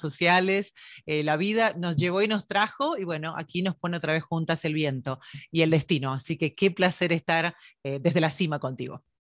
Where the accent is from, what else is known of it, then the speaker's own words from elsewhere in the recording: Buenos Aires, Argentina; also born or lived in Mexico; now in United States; nací en Buenos Aires, Argentina, en San